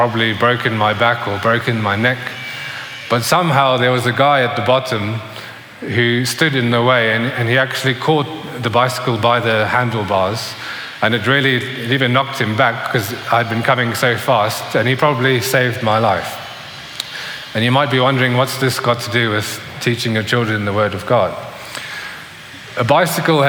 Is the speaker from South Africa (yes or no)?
yes; South Africa; when I was growing up in South Africa, probably around the age of 8 or 9